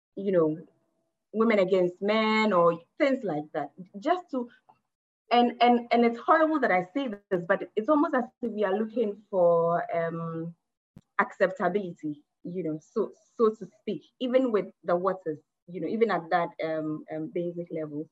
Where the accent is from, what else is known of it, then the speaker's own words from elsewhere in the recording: Ghana; I'm speaking as a Ghanaian um, woman